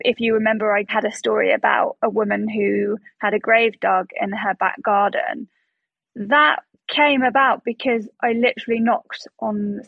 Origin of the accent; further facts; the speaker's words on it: United Kingdom; I'm a British journalist.